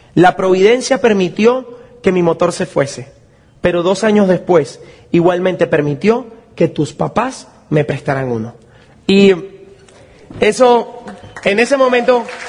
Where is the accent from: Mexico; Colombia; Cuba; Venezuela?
Venezuela; mi país, que es un país tan complicado